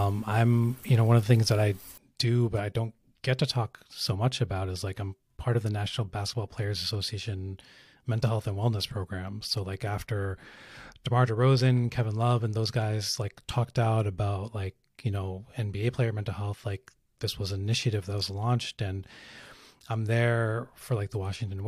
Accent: Pakistan; I'm Pakistani

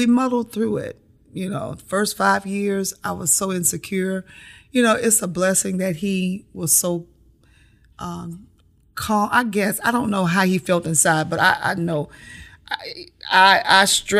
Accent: Houston, Texas, United States; moved away as an adult; also born or lived in South Carolina; I grew up in Houston, Texas, where the code of my existence was to mind your own business

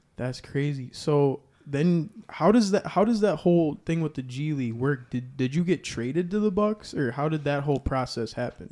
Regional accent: Kenosha, Wisconsin, United States; I'm from Kenosha

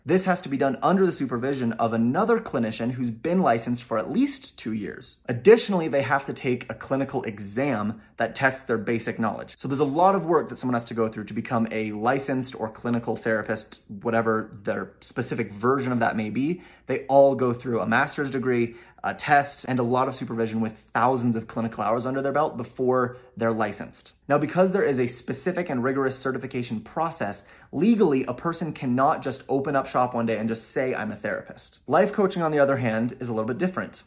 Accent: Utah, United States; my home state of Utah

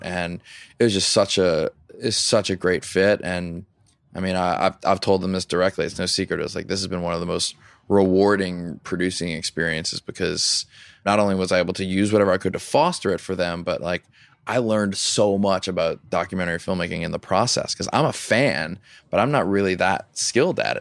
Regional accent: Louisiana, United States; I grew up in Louisiana

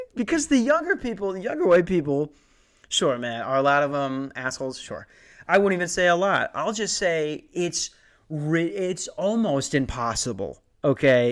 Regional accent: Lakeville, Minnesota, United States; moved away; I'm from Lakeville.

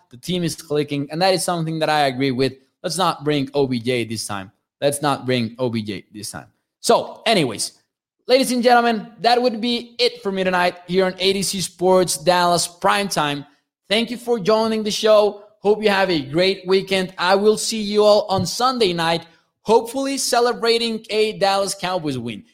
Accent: Mexico; I am from Mexico. I am from Mexico

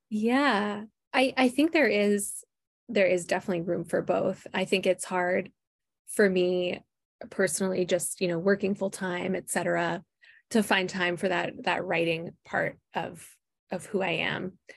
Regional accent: Minneapolis, Minnesota, United States; moved away as an adult; I am Midwest, born and raised. Uh, I grew up in the Twin Cities here in Minnesota

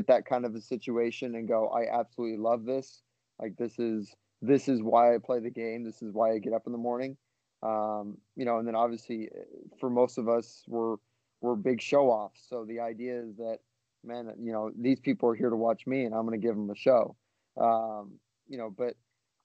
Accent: Oahu, Hawaii, United States; moved away; I grew up on Oahu, so you know, in Hawaii.

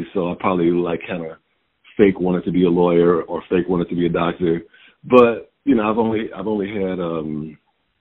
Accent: Detroit, Michigan, United States; moved away; I came up in Detroit.

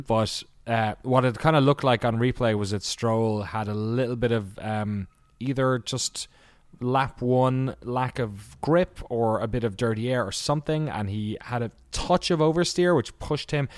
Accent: Ireland; I'm Irish

